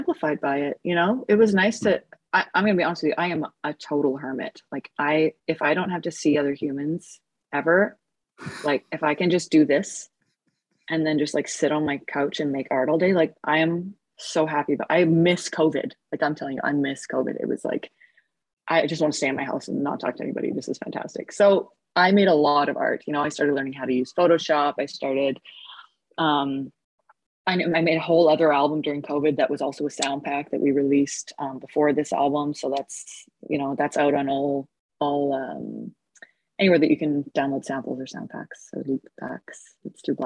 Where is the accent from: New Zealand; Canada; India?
Canada; Edmonton, Alberta; moved away as an adult; also born or lived in Los Angeles; I'm back in my hometown of Edmonton, Alberta. It's where I was born